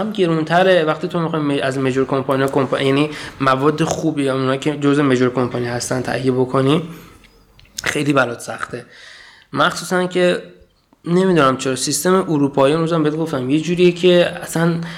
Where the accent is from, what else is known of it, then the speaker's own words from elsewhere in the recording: Iran; moved away; من مثلا از ایران اومدم